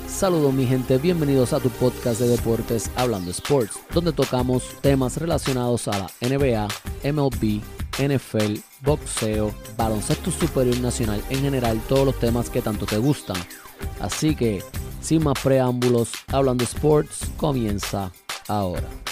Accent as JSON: {"language": "Spanish", "country": "Puerto Rico", "said": "nosotros somos Boricua"}